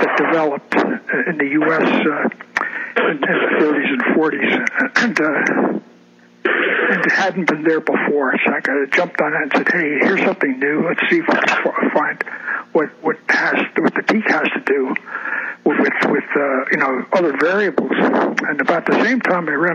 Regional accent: Albany, New York, United States; moved away as an adult; now in Olympia, United States; I grew up in Albany, New York. I was born at Albany Hospital in 1932.

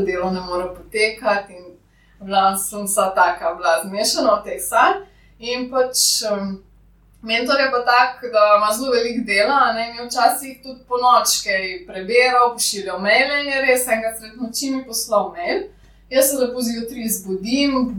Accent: Lower Carniola, Slovenia; jaz sem iz Dolenske

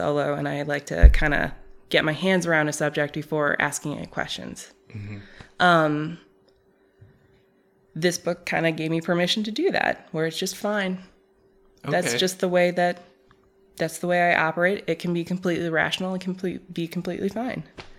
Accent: Saudi Arabia; But so the reason it made its way into our home is because we were, again, growing up in Saudi Arabia.

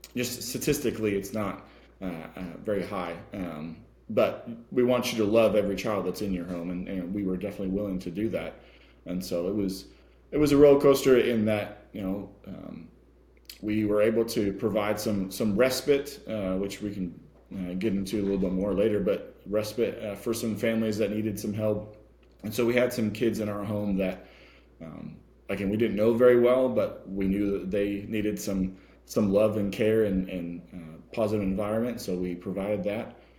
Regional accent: California, United States; now in Texas, United States; I'm from California

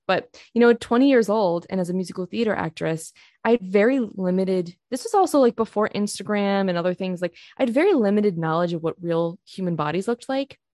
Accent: Rochester, New York, United States; moved away as an adult; now in Oklahoma, United States; I actually grew up in a suburb of Rochester, New York

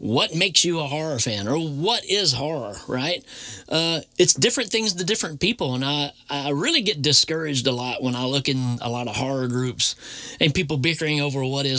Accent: Tennessee, United States; I grew up in Tennessee, so very strong Bible Belt

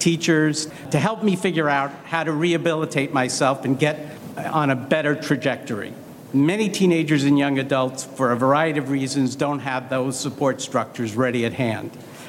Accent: Brooklyn, New York, United States; I grew up in Brooklyn

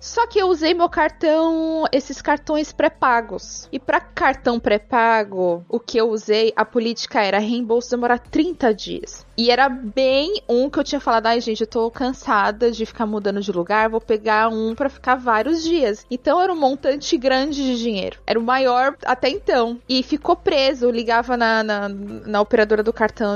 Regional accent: Guarulhos, São Paulo, Brazil; moved away as an adult; now in Dublin, Ireland; Tô aqui em Dublin, mas eu sou de Guarulhos, São Paulo.

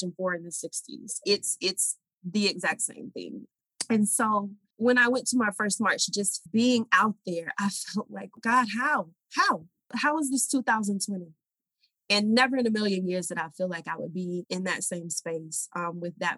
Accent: Georgia, United States; moved away as an adult; also born or lived in Oklahoma; now in New York, United States; I'm originally from Georgia. I lived in a town outside of Atlanta, Georgia

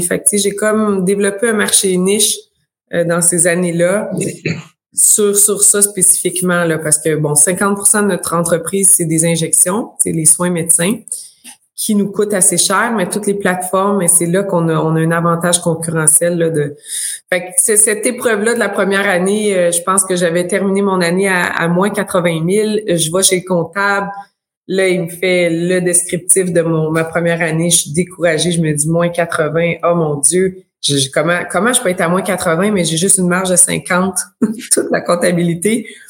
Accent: Abitibi, Quebec, Canada; moved away as an adult; now in Sherbrooke, Canada; je viens de l'Abitibi

